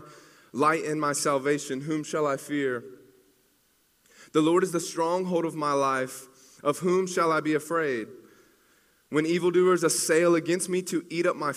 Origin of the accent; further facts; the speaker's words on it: Greenville, South Carolina, United States; now in Clemson, United States; I'm from Greenville.